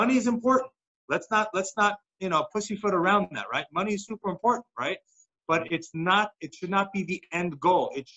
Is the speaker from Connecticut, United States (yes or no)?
no; New York, United States; when I was growing up in New York